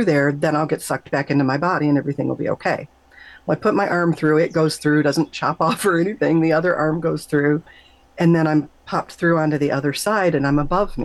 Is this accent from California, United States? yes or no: no; Michigan, United States; I grew up in Michigan